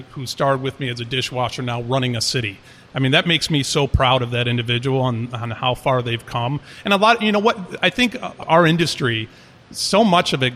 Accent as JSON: {"language": "English", "town": "Paris", "region": "Île-de-France", "country": "France", "tie": "born or raised there", "moved": "yes", "said": "my mother is French, and I grew up a lot in Paris"}